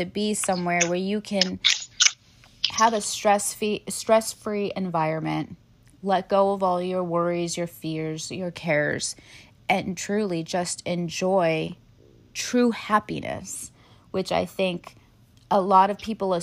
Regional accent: Anaheim, California, United States; moved away; Growing up in the Southern California, in, you know, the Anaheim area

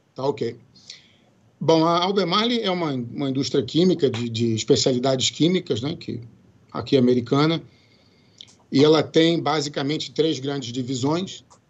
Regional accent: Brazil; moved away as an adult; now in United States; aquele meu inglês macarrônico que a gente que eu só tinha no Brasil de, de aprender na escola

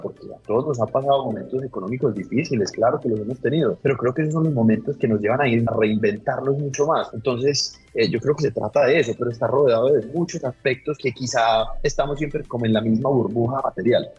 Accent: Colombia; como colombianos creo que ha sido el reto más grande que hemos tenido

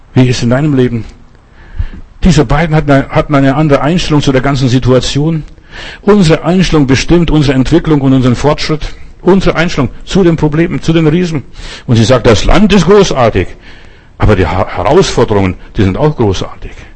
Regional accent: Germany; Wir als Deutsche haben unsere Geschichte gehabt mit dem Holocaust

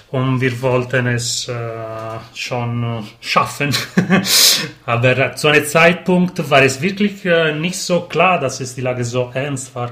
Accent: Sardinia, Italy; now in Turin, Italy; also ursprünglich komme ich aus Sardinien und ich

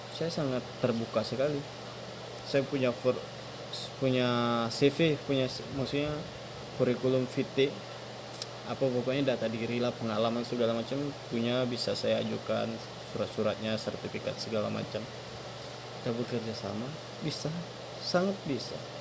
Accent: Palembang, South Sumatra, Indonesia; Saya orang Palembang, Sumatera Selatan. Tepatnya di Kabupaten Banyuasin

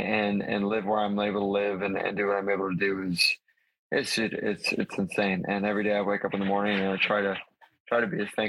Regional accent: Jacksonville, Florida, United States; born there; also born or lived in Charleston / Hawaii / Wisconsin; Well, what's crazy is I was born in Jacks. My dad was stationed he's in the Navy, was stationed in Charleston actually right after that. So we moved there, which is even further east, right, and then moved to Hawaii for the first time

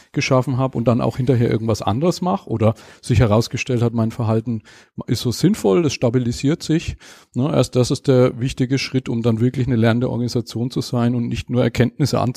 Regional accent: Schweinfurt, Bavaria, Germany; ich komme aus Schweinfurt, bin verheiratet, eine Tochter

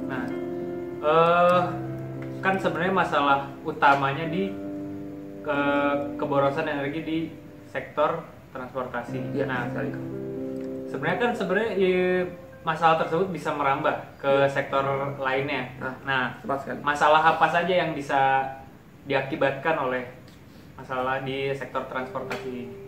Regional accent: Malang, East Java, Indonesia; Nah, di Malang.

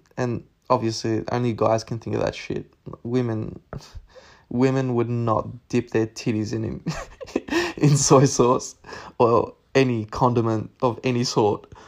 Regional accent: Narre Warren, Victoria, Australia; in Nari Warren. Um, that's southeast of Melbourne

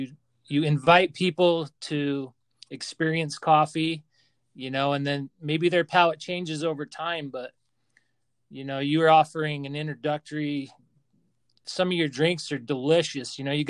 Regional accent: Utah, United States; I grew up here in Utah

